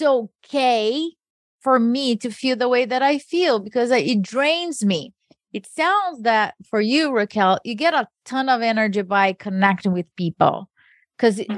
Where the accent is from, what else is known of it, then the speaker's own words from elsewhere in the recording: Brazil; moved away; I grew up in Brazil